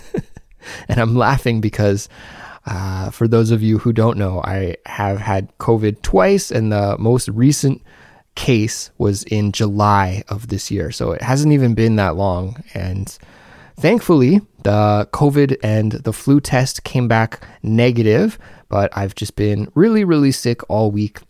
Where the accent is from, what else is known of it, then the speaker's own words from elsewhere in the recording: Canada; now in South Korea; a Canadian living abroad in South Korea